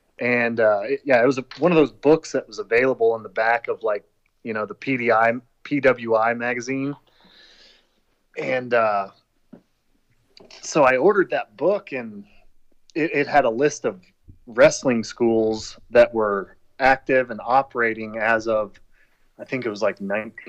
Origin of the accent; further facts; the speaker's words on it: Kansas, United States; I mean, Dave and I came from Kansas, so like we were technically only a state away